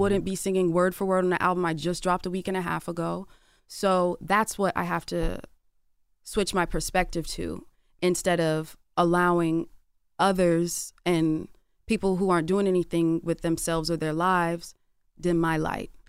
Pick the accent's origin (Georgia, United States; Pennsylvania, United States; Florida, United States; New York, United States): Georgia, United States; Atlanta; I'm from Atlanta